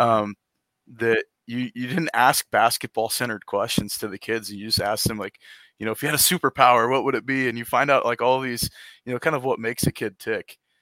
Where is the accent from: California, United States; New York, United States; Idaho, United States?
Idaho, United States; Lewiston; moved away as an adult; also born or lived in Boise, Idaho / Clarkston, Washington; now in Coeur d'Alene, United States; grew up in Lewiston and Clarkston for pretty much my entire life